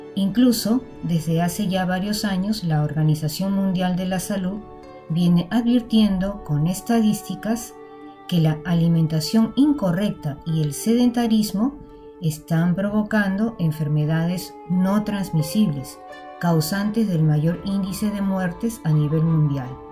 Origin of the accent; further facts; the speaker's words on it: Lima, Peru; como limeñas y limeños